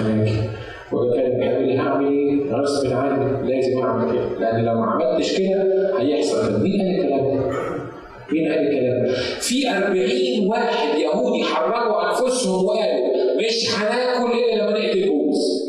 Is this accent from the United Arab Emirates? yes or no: no; Egypt; في الكنيسه عندنا في مصر